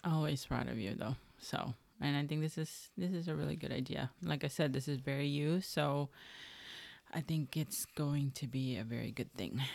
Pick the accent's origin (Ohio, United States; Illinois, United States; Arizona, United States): Illinois, United States; Chicago; I would take the bus growing up in Chicago in high school